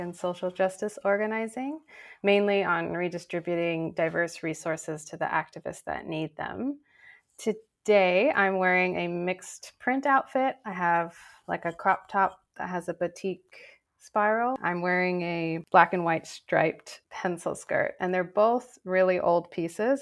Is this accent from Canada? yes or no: no; Cambodia; moved away; I'm Cambodian American and I grew up in Cambodia